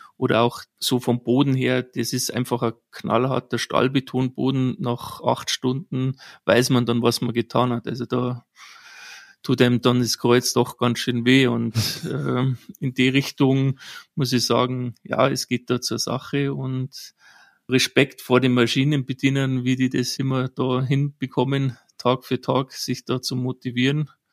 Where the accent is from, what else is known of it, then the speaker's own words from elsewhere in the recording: Bavaria, Germany; gebürtig bin ich aus Bayern